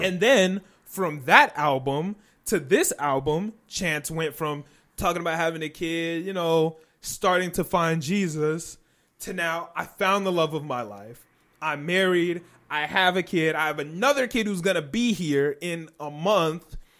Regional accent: Chicagoland area, Illinois, United States; We're not from Chicago, but we're in the Chicagoland area.

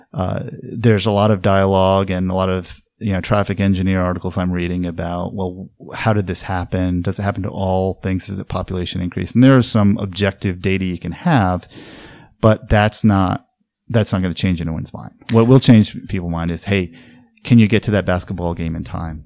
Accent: New England, United States; now in Oregon, United States; I come from New England

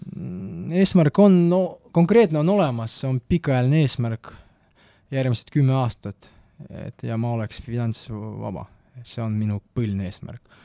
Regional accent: Tartu, Tartu County, Estonia; Estonian is a second language; also born or lived in Malta; see on minu kodulinn

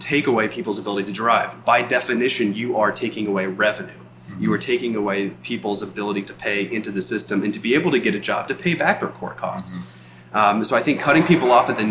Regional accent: United States; now in Montana, United States; I come from the Virginia and Washington, D.C. area

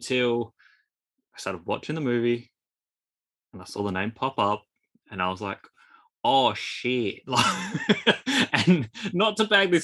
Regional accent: Australia; accent: Australian; with my Australian accent

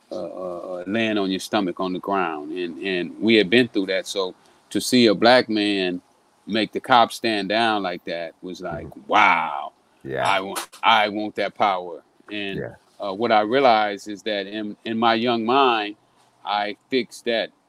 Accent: Texas, United States; Well, you know, uh, I'm, I'm from Texas.

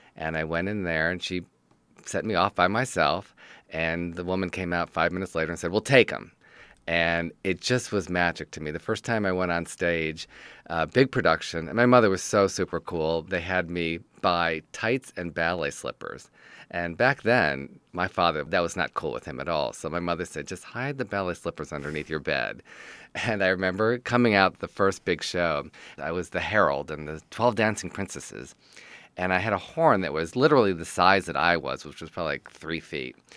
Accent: Detroit, Michigan, United States; I'm from Detroit, Michigan, and I'm a writer, producer, director, and teacher

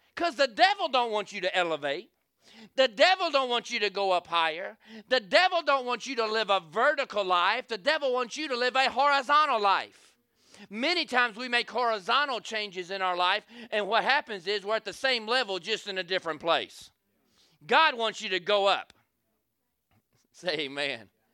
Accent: the South, United States; I'm from the South.

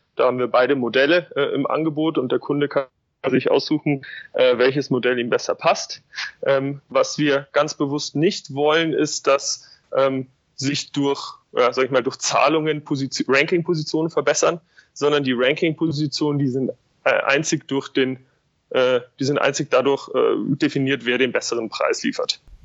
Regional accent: Munich, Bavaria, Germany; Ich komme aus München, äh, habe dort äh, studiert

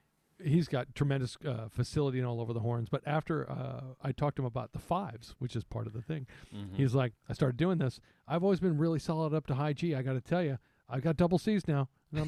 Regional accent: Midwest, United States; I'm from the Midwest. I live in the Midwest. It's called middle school here.

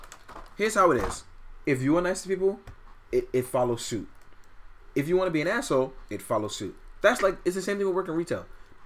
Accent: New York City, New York, United States; I grew up in Fort Greene, the worst neighborhood in Brooklyn.

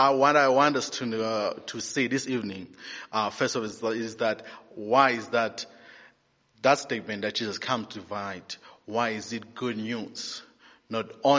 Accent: Eastern Cape, South Africa; moved away; I'm from the Eastern Cape

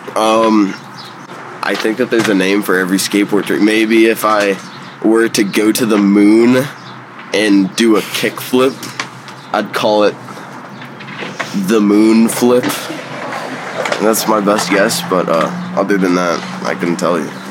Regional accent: Chicago, Illinois, United States; I'm 16 from Chicago

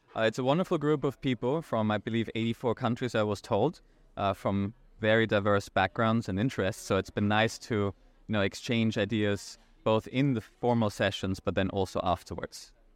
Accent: Vienna, Austria; now in New York City, United States; I'm originally from Austria, uh, from Vienna, but I live in the United States in New York City

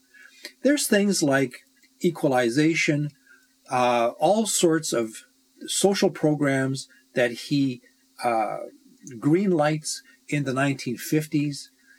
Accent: Canada

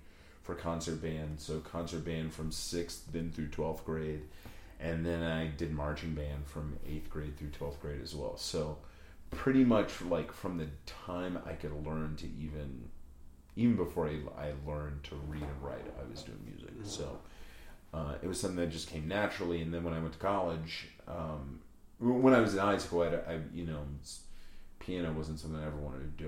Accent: southwest Virginia, United States; moved away as an adult; also born or lived in Mississippi / New Orleans / Colorado; I grew up in the southwest part of the state, right where Tennessee and North Carolina come together

